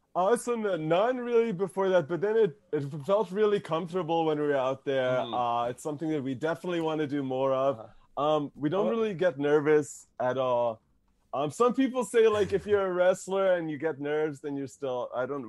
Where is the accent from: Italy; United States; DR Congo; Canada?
Canada; we're Canadian